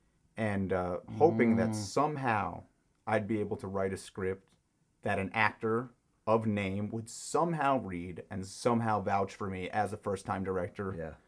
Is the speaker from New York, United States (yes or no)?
yes; New York City, New York, United States; I'm from New York City